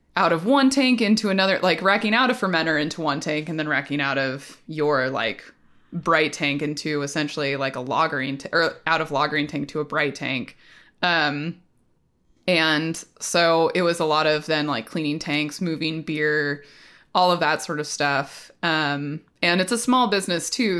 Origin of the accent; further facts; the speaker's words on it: Portland, Oregon, United States; I grew up in the Portland area